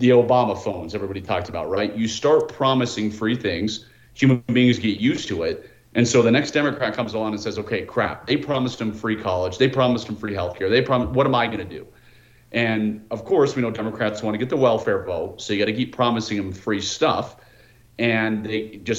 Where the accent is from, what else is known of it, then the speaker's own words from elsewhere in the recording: Washington, District of Columbia, United States; moved away as an adult; now in Utah, United States; I'm born and raised in the Washington, D.C. area